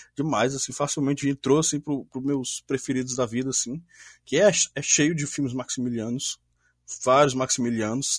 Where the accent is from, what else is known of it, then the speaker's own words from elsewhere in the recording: Ceará, Brazil; sou aqui do Ceará